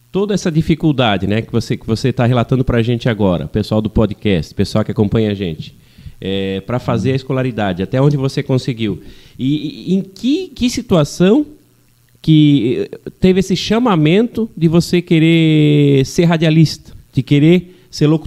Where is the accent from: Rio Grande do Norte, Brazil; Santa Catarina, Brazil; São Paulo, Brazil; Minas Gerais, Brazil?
Santa Catarina, Brazil; Rodeio; accent: Italian; first language Italian; Portuguese is a second language; moved away; also born or lived in Gaspar; Sou natural de Rodeio.